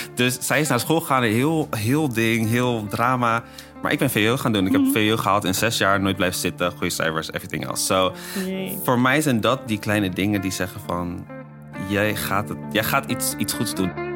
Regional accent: Netherlands; ik ben opgegroeid in Nederland

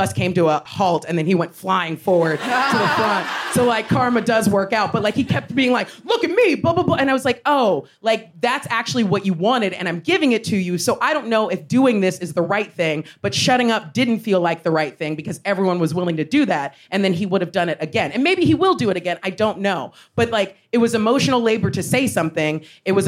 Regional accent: United States; as an American

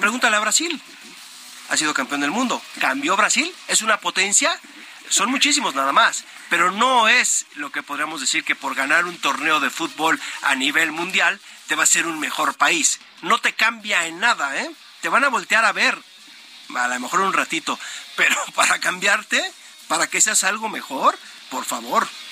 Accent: Mexico; los mexicanos pensamos que con el fútbol vamos a hacer algo

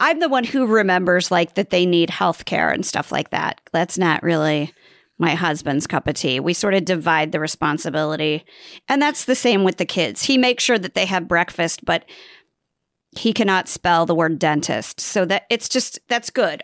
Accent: Nebraska, United States; I'm from Nebraska

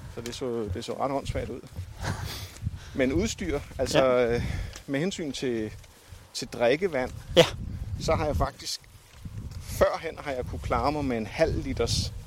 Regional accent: Denmark; jeg har jo også gået her hjemme i Danmark med støvler

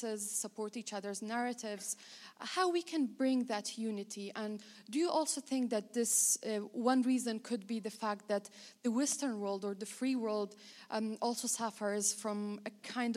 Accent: Afghanistan; moved away as an adult; I am a visiting Fulbright Fellow from Afghanistan, born and raised in Afghanistan.

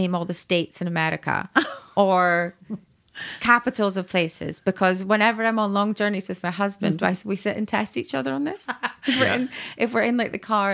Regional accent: Elgin, Scotland, United Kingdom; moved away; where I grew up in Elgin

